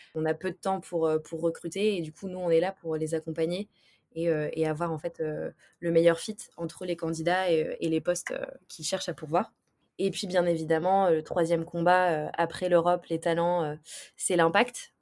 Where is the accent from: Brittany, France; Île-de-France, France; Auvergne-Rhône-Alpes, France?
Brittany, France; Brest; une personne qui est d'abord bretonne. Je viens de Brest